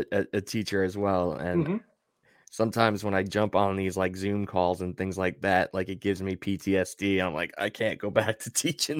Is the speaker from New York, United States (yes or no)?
yes; New York, United States; like we're the generation where, yeah, we grew up on Long Island, so it makes sense that we're Islander fans. Mm-hmm. And then like we moved away and we're still Islander fans.